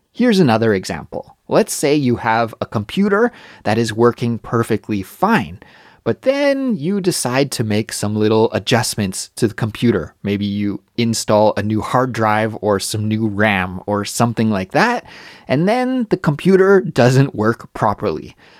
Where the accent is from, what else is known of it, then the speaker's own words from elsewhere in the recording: Kelowna, British Columbia, Canada; moved away as an adult; also born or lived in Montreal, Canada; now in Seoul, South Korea; I'd travel back to visit my hometown, Kelowna, British Columbia